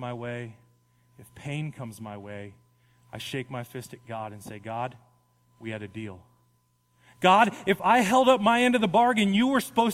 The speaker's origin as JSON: {"language": "English", "town": "Las Vegas", "region": "Nevada", "country": "United States", "tie": "born or raised there", "said": "I grew up in Las Vegas."}